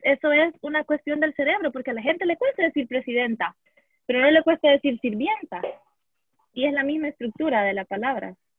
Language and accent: Spanish; El Salvador; puedo hablar como feminista salvadoreña